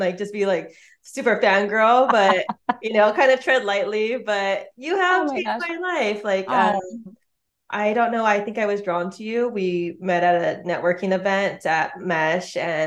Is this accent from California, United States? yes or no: yes; West Torrance, California, United States; I'm from West Torrens